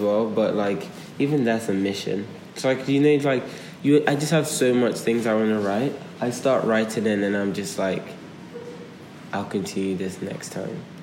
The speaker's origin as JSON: {"language": "English", "country": "Nigeria", "tie": "born or raised there", "moved": "yes", "said": "I grew up in two different places. I grew up in Nigeria and I grew up here."}